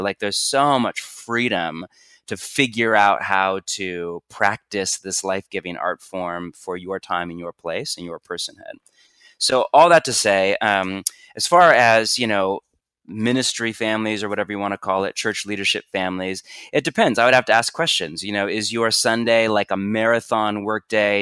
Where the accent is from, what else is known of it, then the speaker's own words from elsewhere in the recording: Bay Area, California, United States; I'm from the Bay Area of California